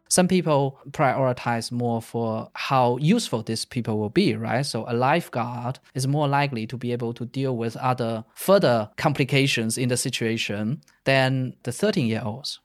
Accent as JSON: {"language": "English", "country": "China", "tie": "born or raised there", "also_born_or_lived": "Netherlands", "moved": "as an adult", "said": "I grew up in China. I stayed in China until I was nineteen, and then I went to the Netherlands to study in university"}